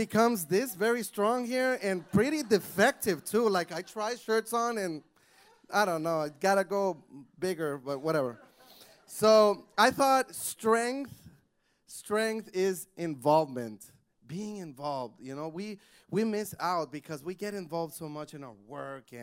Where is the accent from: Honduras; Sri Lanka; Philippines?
Honduras; English is a second language; now in United States; I'm from Honduras, and I went to a bilingual school